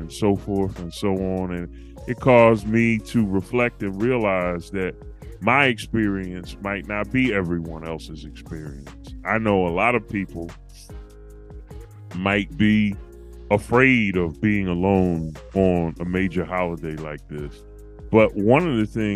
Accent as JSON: {"language": "English", "town": "Philadelphia", "region": "Pennsylvania", "country": "United States", "tie": "born or raised there", "said": "my childhood growing up in Philly"}